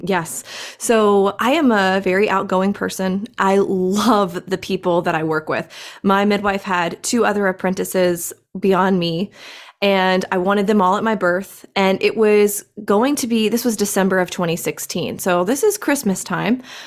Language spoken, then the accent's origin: English; Greenville, South Carolina, United States; I am actually from Greenville, South Carolina. I am still here in Greenville, South Carolina. Never moved